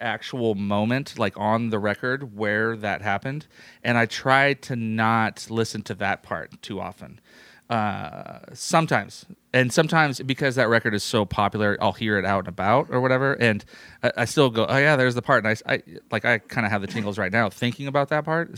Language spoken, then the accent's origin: English; San Jose, California, United States; moved away as an adult; also born or lived in New York City; I grew up in San Jose, California